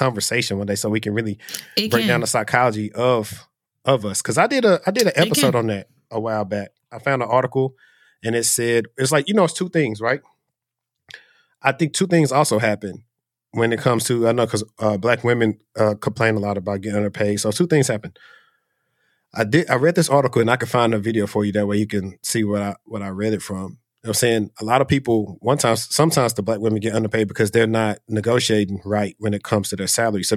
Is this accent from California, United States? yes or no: no; Shreveport, Louisiana, United States; moved away; I'm from Shreveport, Louisiana.